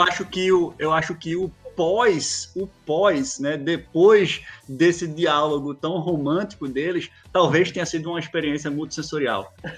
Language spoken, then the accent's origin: Portuguese; Recife, Pernambuco, Brazil; eu sou, eu sou de Recife.